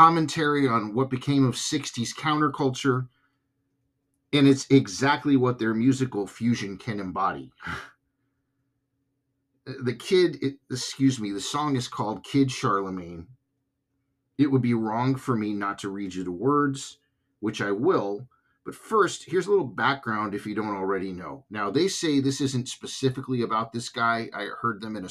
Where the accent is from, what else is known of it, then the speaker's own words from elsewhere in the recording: California, United States; I have roots on the East Coast, but I was raised in California